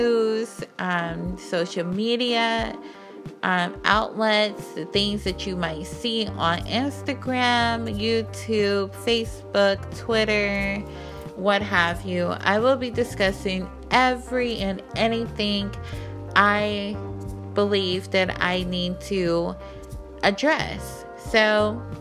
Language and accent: English; Puerto Rico; now in Arkansas, United States; I was born in Puerto Rico